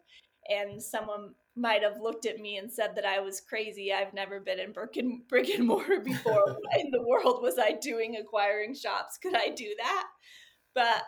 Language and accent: English; Los Angeles, California, United States; moved away as an adult; also born or lived in Texas / San Diego; I'm from Southern California in the Los Angeles area